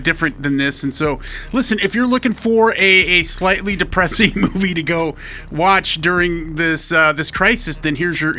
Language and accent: English; United States; I'm an American.